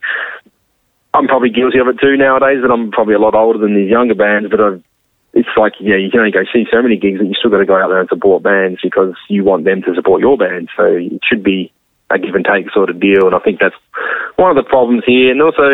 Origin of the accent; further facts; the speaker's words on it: Adelaide, South Australia, Australia; also born or lived in England; I was born in England, but I moved to Adelaide when I was like six